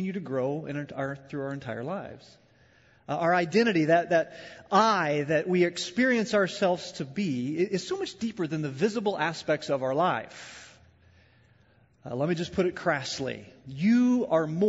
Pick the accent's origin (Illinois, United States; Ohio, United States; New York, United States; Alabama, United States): Illinois, United States; Southern; I'm from the Midwest. I'm from Illinois. I'm from Southern Illinois